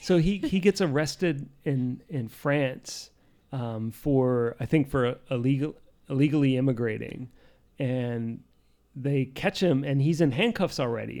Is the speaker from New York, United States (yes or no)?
yes; Poughkeepsie, New York, United States; I was born in Poughkeepsie